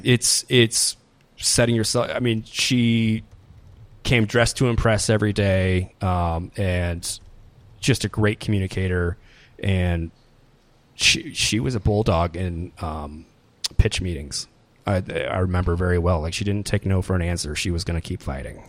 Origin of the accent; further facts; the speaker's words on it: Des Moines, Iowa, United States; moved away as an adult; also born or lived in Ames, Iowa / Las Vegas, Nevada; I grew up, I grew up in Des Moines, Des Moines, Iowa